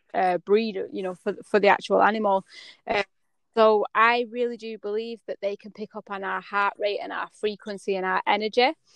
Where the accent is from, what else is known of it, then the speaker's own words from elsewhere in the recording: United Kingdom; also born or lived in United States; as a British culture